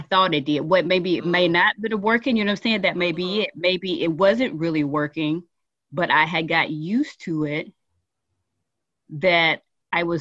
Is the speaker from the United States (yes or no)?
yes; Mississippi, United States; moved away; I am originally from Mississippi